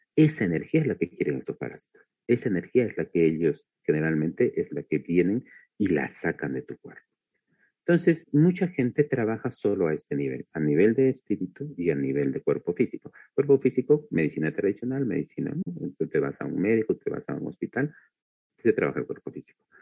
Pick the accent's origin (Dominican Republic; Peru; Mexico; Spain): Peru; soy de Perú